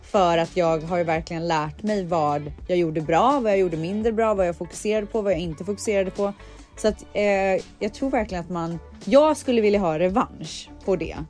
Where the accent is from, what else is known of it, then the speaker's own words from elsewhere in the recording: Sweden; moved away as an adult; now in United States; jag är ändå uppvuxen i Sverige, alltså jag har inte bott i USA hela mitt liv